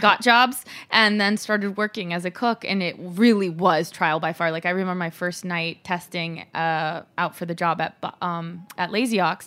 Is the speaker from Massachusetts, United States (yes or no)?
no; Los Angeles, California, United States; also born or lived in Mexico; I grew up in L